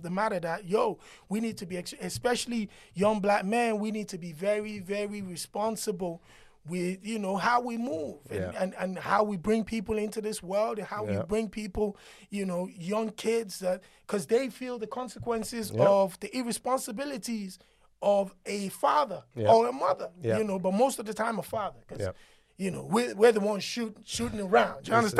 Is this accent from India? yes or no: no; Nigeria; I grew up in Nigeria.